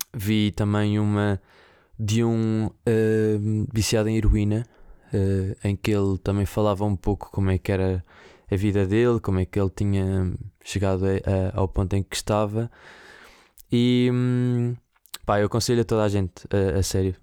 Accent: Viseu, Centro, Portugal; moved away; Viseu, que é o sítio de onde eu venho e de onde eu cresci

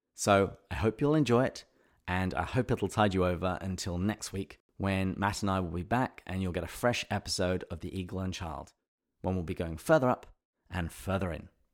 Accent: England, United Kingdom; I was growing up in England

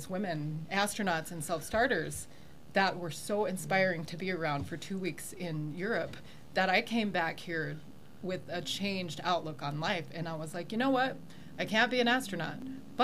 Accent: South Dakota, United States; also born or lived in England; now in Colorado Springs, United States; I'm from South Dakota originally

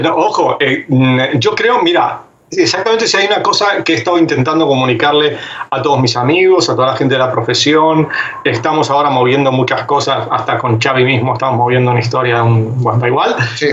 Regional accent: Argentina; como argentino

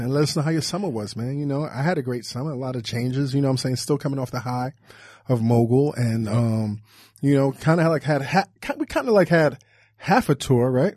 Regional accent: New York, United States; I'm from New York

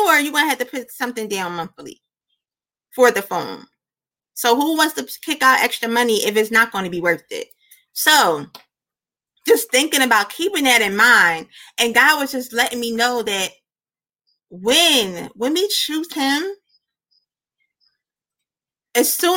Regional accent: Philadelphia, Pennsylvania, United States; moved away as an adult; also born or lived in Georgia; I was born and raised in Philly

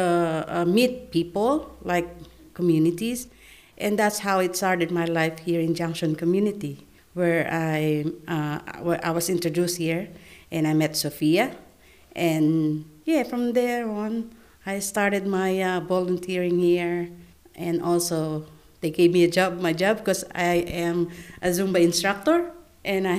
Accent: Philippines; English is a second language; moved away as an adult; now in Australia; I'm from Philippines

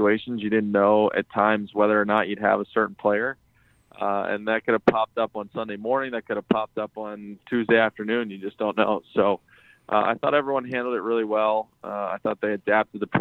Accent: Lock Haven, Pennsylvania, United States; now in Chicago, United States; in my hometown, we're building a state-of-the-art athletic facility for the youth in Lock Haven, Pennsylvania.

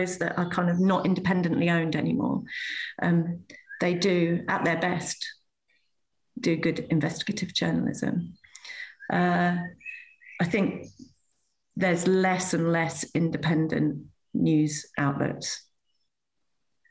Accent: Manchester, North West England, United Kingdom; I was born in Manchester

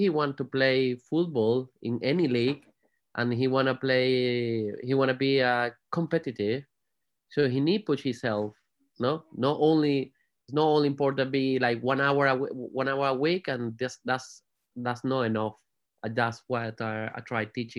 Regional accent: Margarita Island, Nueva Esparta, Venezuela; English is a second language; moved away as an adult; also born or lived in Spain / Madrid, Spain / Tenerife, Spain; now in Manchester, United Kingdom; I was born in Margarita Island.

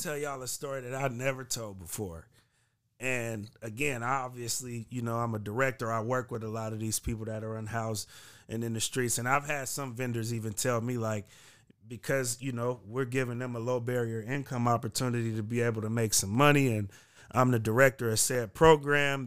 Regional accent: Bay Area, California, United States; moved away as an adult; now in Portland, United States; I'm from the Bay Area

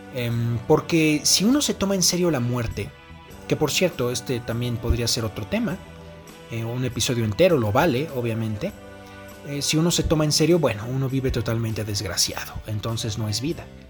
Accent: Mexico; Aquí en mi país usan una cornetita

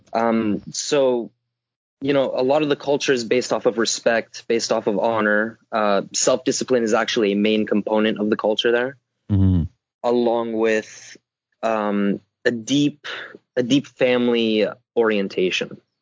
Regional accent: Southern California, United States; I come from Southern California

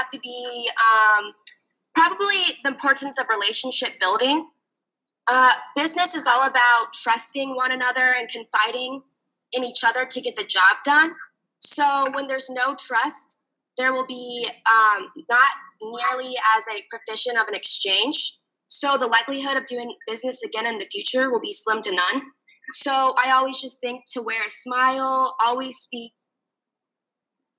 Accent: Fishers, Indiana, United States; moved away as an adult; also born or lived in Florida; I grew up in Fishers, Indiana

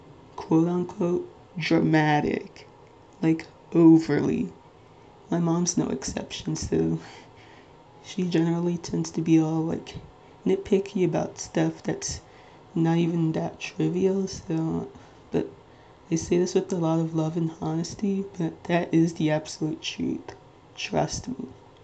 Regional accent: Nigeria; I am Nigerian, like 99.9% Nigerian.

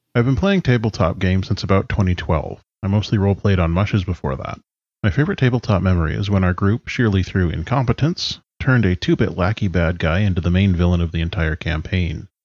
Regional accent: British Columbia, Canada; I'm from BC in Canada.

